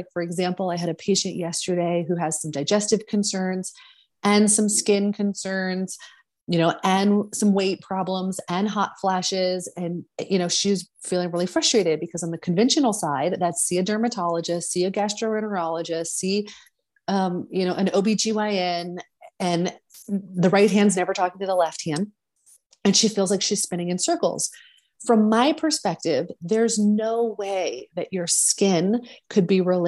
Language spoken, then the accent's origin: English; New Orleans, Louisiana, United States; moved away as an adult; also born or lived in San Francisco; I grew up in New Orleans